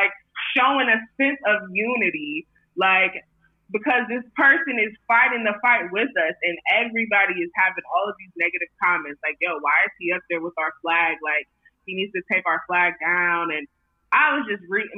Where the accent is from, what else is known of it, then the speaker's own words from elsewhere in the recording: Akron, Ohio, United States; moved away as an adult; now in New York City, United States; I'm from Akron, Ohio, but hometown is LeBron James.